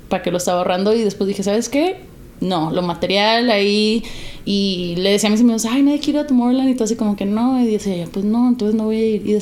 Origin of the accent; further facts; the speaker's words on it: United States; born there; pues yo nací en Estados Unidos, también lo ocupo.